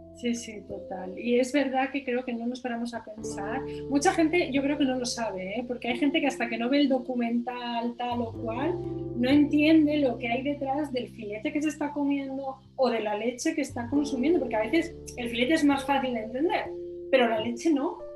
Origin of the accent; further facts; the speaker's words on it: Asturias, Spain; yo soy asturiana